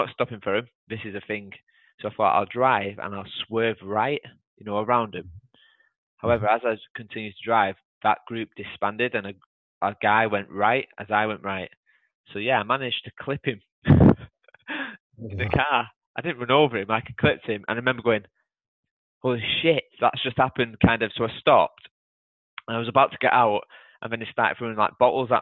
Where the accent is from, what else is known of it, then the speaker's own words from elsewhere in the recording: United Kingdom; being British